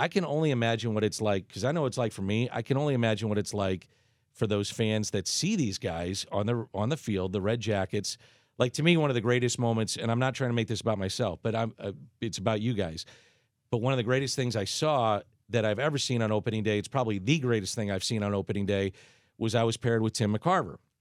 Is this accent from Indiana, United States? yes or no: no; St. Louis, Missouri, United States; I'm from South Saint Louis, so I'm a Hoosier